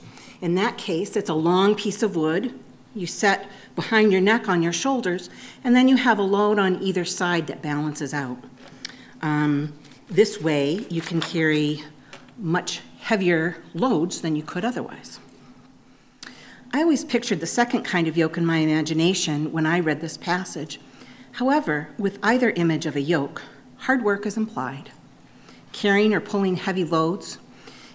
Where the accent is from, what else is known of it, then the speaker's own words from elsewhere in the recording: Maine, United States; I was raised in Maine